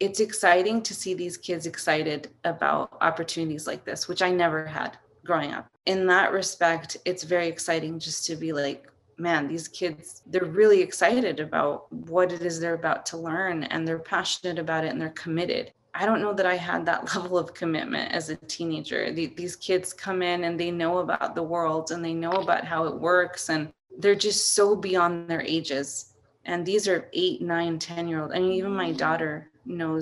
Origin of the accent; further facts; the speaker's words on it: El Paso, Texas, United States; moved away as an adult; also born or lived in San Francisco / Juarez; I was born in El Paso and grew up in El Paso, just going over to Juarez to visit family.